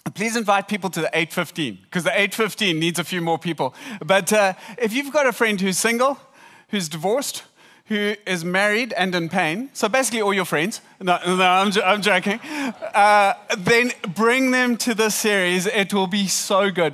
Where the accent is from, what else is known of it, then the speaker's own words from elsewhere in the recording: South Africa; we're from South Africa.